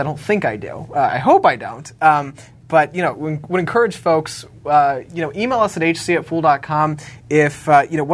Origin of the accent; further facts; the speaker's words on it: Richmond, Virginia, United States; my hometown of Richmond, Virginia